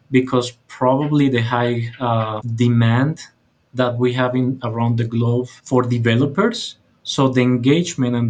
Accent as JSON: {"language": "English", "country": "Colombia", "said": "from Colombia, South America, not Colombia, by the way"}